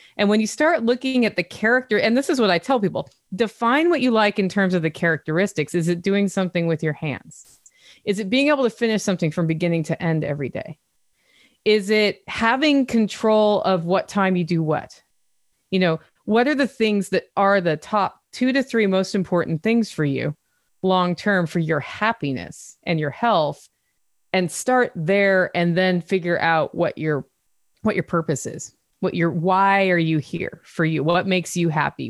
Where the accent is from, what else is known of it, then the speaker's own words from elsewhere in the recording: Oregon, United States; also born or lived in Europe; now in Tennessee, United States; I'm from Oregon